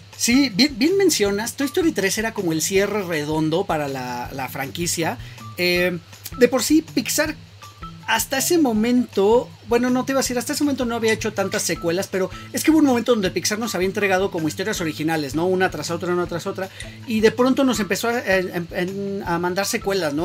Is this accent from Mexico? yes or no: yes; Mexico; nosotros como mexicanos